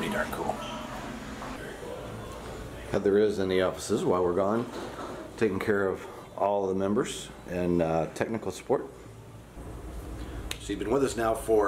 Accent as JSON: {"language": "English", "region": "Midwest", "country": "United States", "said": "I am from the Midwest."}